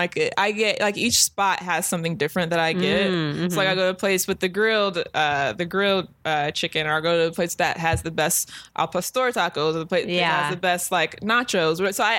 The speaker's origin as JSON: {"language": "English", "town": "Long Beach", "region": "California", "country": "United States", "tie": "born or raised there", "also_born_or_lived": "New York", "lives_now": "Los Angeles, United States", "said": "I grew up in Long Beach, and it's just tons of Mexicans."}